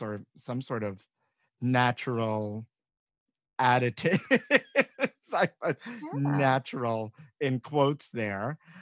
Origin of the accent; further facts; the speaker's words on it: New York City, New York, United States; growing up in New York.